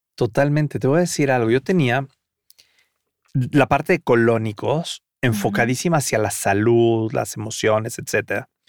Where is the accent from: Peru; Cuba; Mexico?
Mexico; siendo mexicano jamás haya visto a los voladores de Papantla en vivo